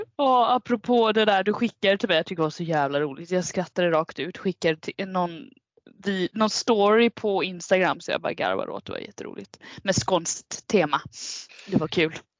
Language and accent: Swedish; Kalmar, Kalmar County, Sweden; born or raised there; now in Stockholm, Sweden